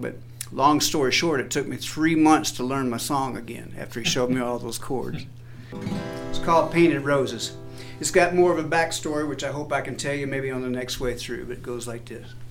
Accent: Jackson, Missouri, United States; We're from the southeastern part of Missouri.

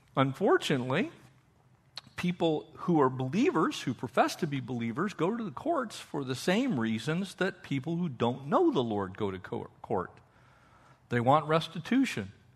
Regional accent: California, United States; also born or lived in Austria; we're from Cal

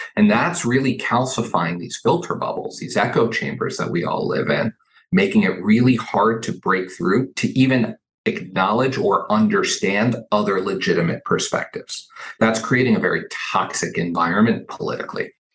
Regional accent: Southern Arizona, United States; moved away as an adult; now in Washington, D.C., United States; I grew up in Southern Arizona

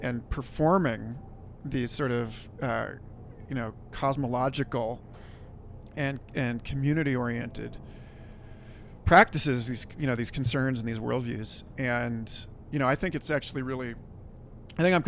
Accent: Kansas City, United States; now in Santa Fe, United States; I'm from Kansas City

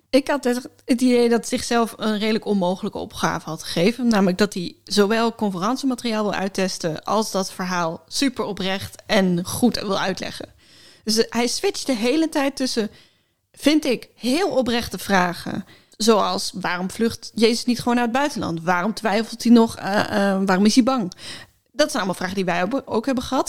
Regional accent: Friesland, Netherlands; Ik ben geboren in Friesland, maar ik kan niet echt Fries.

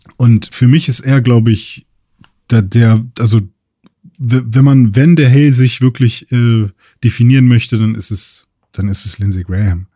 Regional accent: Germany; bei uns in Deutschland

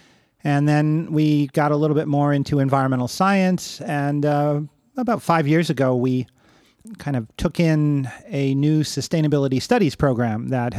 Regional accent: Cleveland, Ohio, United States; also born or lived in Long Island; I grew up initially in Cleveland, Ohio, and then on Long Island, in suburban areas where I definitely had access to nature

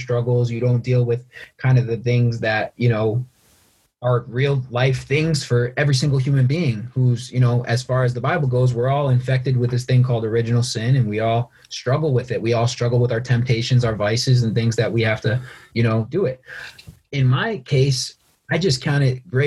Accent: Norwalk, Connecticut, United States; I'm from Norwalk.

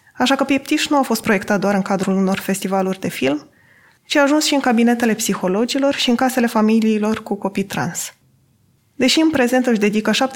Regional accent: Adjud, Vrancea County, Romania; M-am născut și am copilărit în Adjud, un oraș de 15.000 de locuitori din județul Vrancea.

